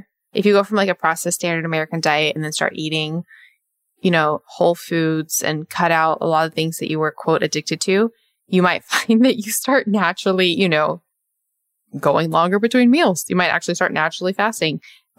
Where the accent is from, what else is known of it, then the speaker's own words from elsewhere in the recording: Australia; And yes, I'm from Australia.